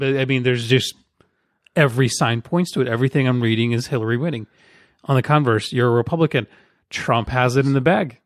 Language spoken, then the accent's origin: English; United States; we, as Americans